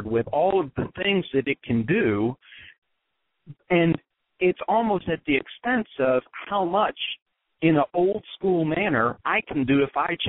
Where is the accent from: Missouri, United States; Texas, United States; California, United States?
Texas, United States; moved away as an adult; also born or lived in West Point, New York; I was born and raised in Texas